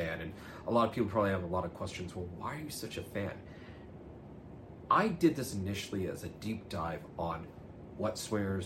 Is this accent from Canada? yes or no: yes; Oakville, Ontario, Canada; I grew up in Oakville